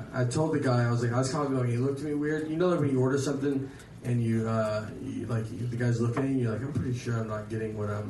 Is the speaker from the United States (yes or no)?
yes; Nashville, Tennessee, United States; I moved back to Nashville. I'm from Nashville